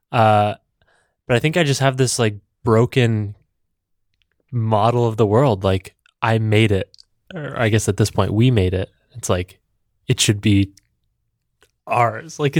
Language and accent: English; Vienna, Austria; I'm from Austria. I'm from Vienna